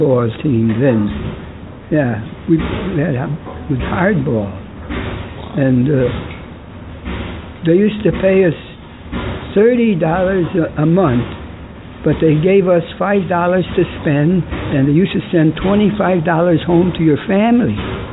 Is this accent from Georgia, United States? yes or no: no; New Britain, Connecticut, United States; I was born in New Britain, Connecticut, December 19, 1917